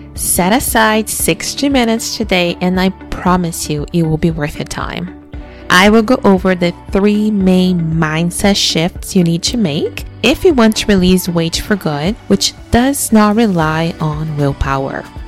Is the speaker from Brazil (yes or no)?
yes; Brazil; now in Canada; I was born in Brazil